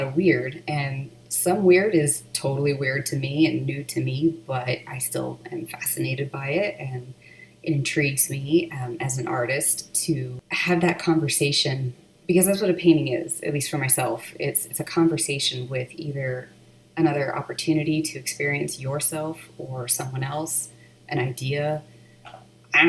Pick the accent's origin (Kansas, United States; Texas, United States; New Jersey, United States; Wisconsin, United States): Texas, United States; I was born and raised in Texas